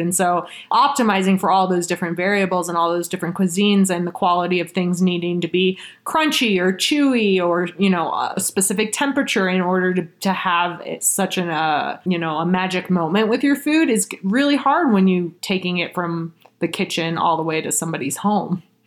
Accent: Austin, Texas, United States; moved away as an adult; also born or lived in Bay Area, California / Boston; now in Colorado, United States; I was born actually in the Bay Area and was raised in Austin, Texas from the time I was six.

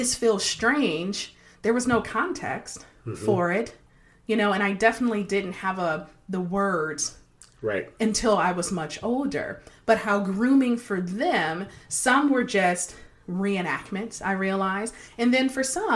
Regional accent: Detroit, Michigan, United States; I grew up in Detroit and on a nice block, but there weren't a lot of kids

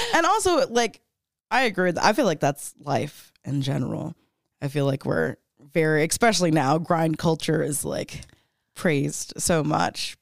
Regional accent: Florida, United States; now in Denver, United States; I grew up in Florida, I grew up super religious

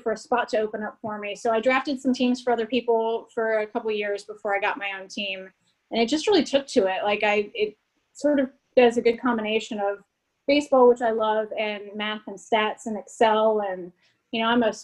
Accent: Cincinnati, Ohio, United States; I'm from Cincinnati. So I think you just grew up with baseball in your veins.

